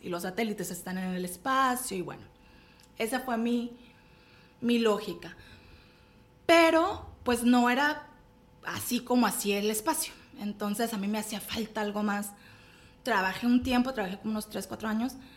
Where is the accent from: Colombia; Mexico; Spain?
Mexico; also born or lived in Monterrey; soy de México